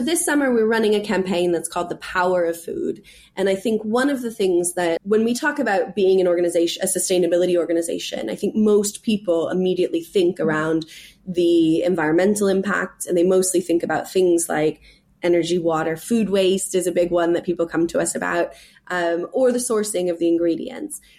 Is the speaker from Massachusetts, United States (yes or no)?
no; California, United States; moved away as an adult; also born or lived in New York City; now in England, United Kingdom; I'm from California